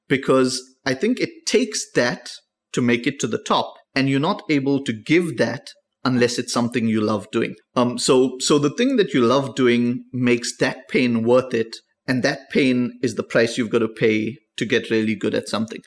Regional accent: South Africa; South Africa is pretty perfect. Like, it, it was perfect, so it had its issues. But, I mean, it, it was an interesting time for us to grow up

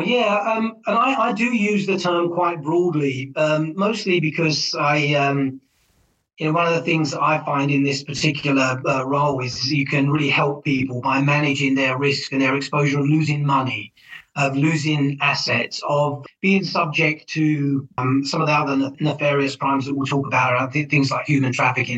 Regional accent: England, United Kingdom; moved away as an adult; now in United States; I'm originally from England. I've worked in the United States for the longest time

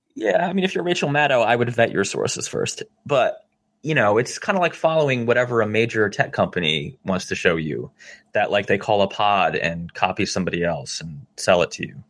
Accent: New Jersey, United States; I'm from New Jersey

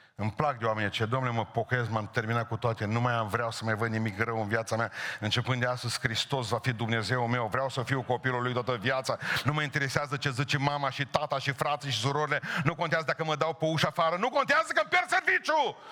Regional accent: Bihor County, Romania; la noi este cuvântul a buieci, verb în Bihor

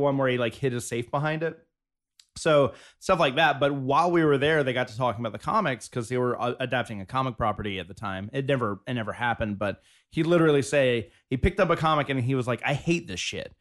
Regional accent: South Georgia, United States; now in Los Angeles, United States; I grew up in South Georgia

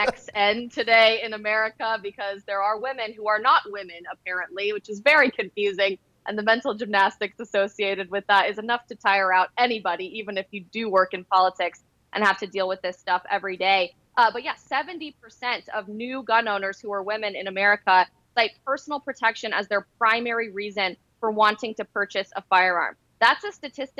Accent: Colorado, United States; I'm actually from Colorado

